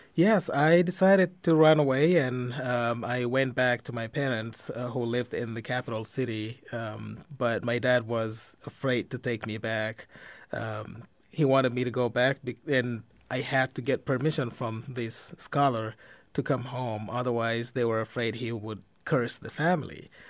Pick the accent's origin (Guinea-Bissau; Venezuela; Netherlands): Guinea-Bissau; also born or lived in Israel; now in Dubuque, United States; I was born and raised in Guinea-Bissau in West Africa